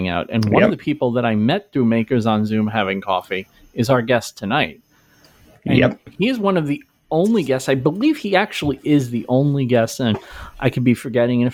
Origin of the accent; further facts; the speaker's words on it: Brooklyn, New York, United States; I grew up in Brooklyn. I worked in Brooklyn for most of my life.